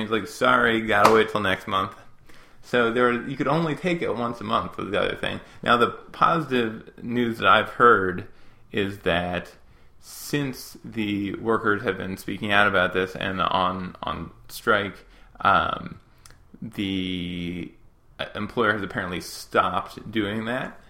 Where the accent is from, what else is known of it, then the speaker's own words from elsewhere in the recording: United States; as an American